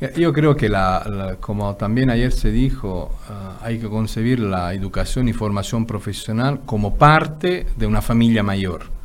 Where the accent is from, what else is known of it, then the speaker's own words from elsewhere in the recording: Italy; moved away; yo que soy italiano, digo, vengo de un país donde siempre estamos quejándonos de lo malo que somos